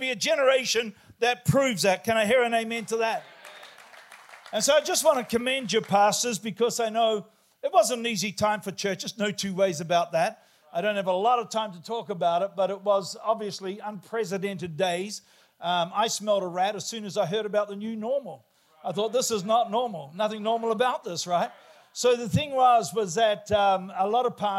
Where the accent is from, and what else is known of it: New Zealand; born or raised there